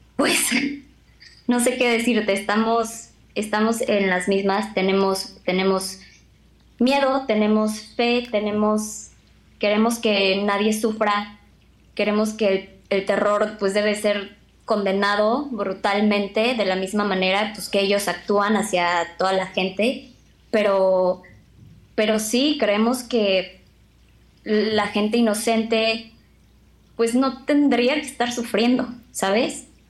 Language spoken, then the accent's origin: Spanish; Mexico; now in Israel; somos aproximadamente mil mexicanos los que residimos aquí en Israel